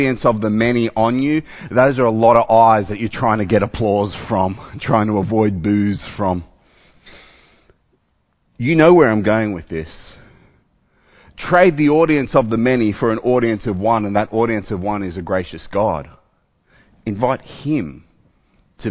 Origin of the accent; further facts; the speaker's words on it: Australia; I'm an Australian